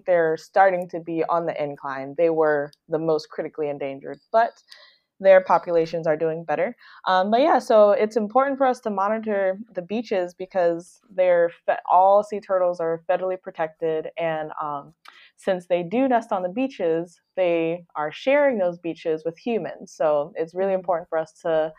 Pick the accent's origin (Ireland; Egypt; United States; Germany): United States; Detroit, Michigan; moved away; also born or lived in South Florida; I'm from Detroit, Michigan